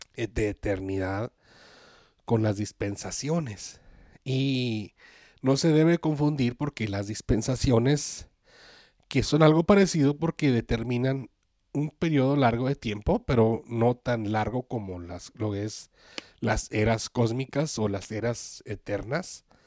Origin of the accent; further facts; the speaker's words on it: Ciudad Juárez, Chihuahua, Mexico; yo soy de Ciudad Juárez, Chihuahua, y me acuerdo cuando era joven, que estaba en la preparatoria